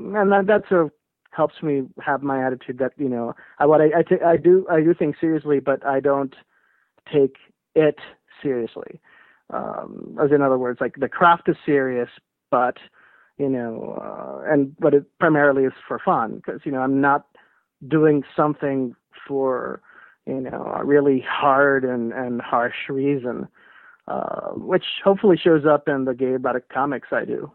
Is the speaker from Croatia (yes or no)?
no; Puerto Rico; I was born and raised in Puerto Rico